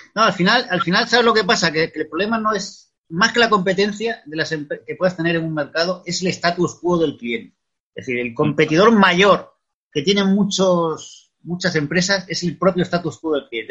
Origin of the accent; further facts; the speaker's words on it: Extremadura, Spain; moved away as an adult; also born or lived in Madrid; he vuelto lo que es la tierra, mi tierra, que es Extremadura